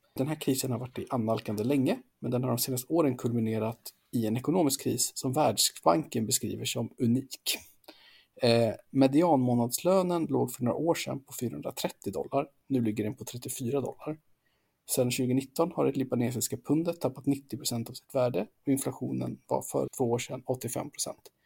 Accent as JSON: {"language": "Swedish", "country": "Sweden", "said": "som svensk"}